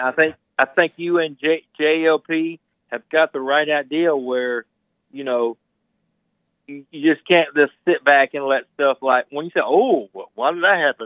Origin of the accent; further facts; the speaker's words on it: Mississippi, United States; I'm from Mississippi